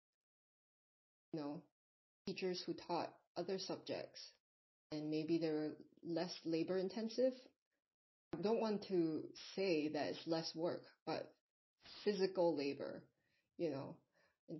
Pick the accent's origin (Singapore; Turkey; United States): Singapore; I'm not even from America, I'm from Singapore